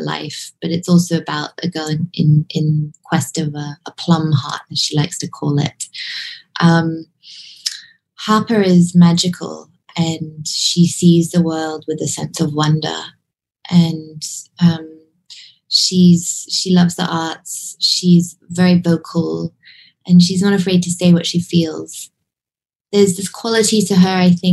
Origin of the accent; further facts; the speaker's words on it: Hong Kong; I grew up in Hong Kong